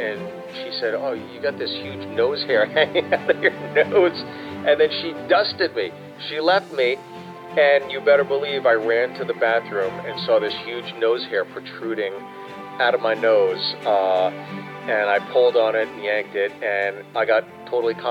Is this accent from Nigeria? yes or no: no; Pittsburgh, Pennsylvania, United States; I grew up in Pittsburgh, and every summer we would go to Kennywood Theme Park